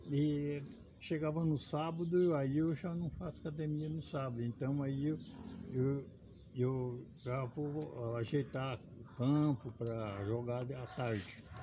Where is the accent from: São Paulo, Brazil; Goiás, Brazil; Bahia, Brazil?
São Paulo, Brazil; Marília; born there; moved away as an adult; É, eu sou nascido em Marília, entrei na região aqui, entrei na, no estado em 1959, no estado.